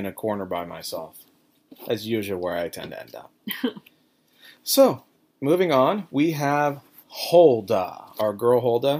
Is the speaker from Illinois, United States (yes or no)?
no; Orange County, Southern California, United States; I read that growing up in Orange County in Southern California